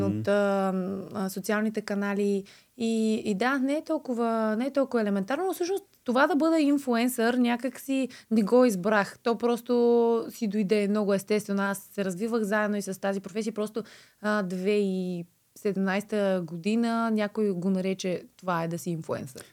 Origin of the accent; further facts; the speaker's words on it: Blagoevgrad, Blagoevgrad Province, Bulgaria; Нося и поздрави от Благоевград, от моя роден край